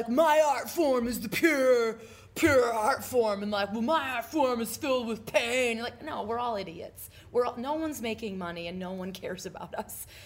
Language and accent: English; Midwest, United States; I'm from the Midwest